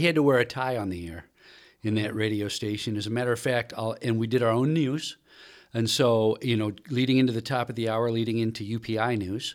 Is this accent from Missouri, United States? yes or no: yes; St. Louis, Missouri, United States; moved away; I grew up in Saint Louis listening to K C ninety five